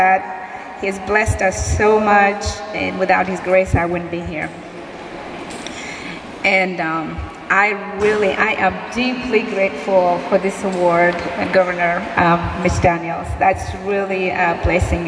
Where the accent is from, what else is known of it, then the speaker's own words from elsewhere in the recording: Ethiopia; also born or lived in Martindale-Brightwood, Indianapolis; now in Indianapolis, United States; I came from Ethiopia